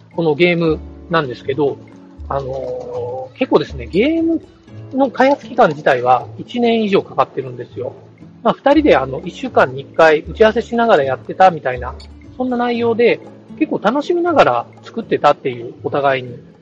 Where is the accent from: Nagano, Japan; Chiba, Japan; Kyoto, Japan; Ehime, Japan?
Ehime, Japan; Shikoku; now in Tokyo, Japan; 僕の実家の、えっ、ー、と、四国の愛媛県